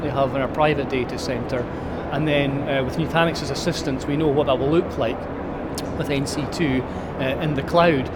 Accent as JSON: {"language": "English", "region": "Highlands of Scotland", "country": "United Kingdom", "tie": "born or raised there", "also_born_or_lived": "Taiwan", "said": "I was born in the Highlands of Scotland and lived there all my life, albeit I spent a year in Taiwan for quite a while"}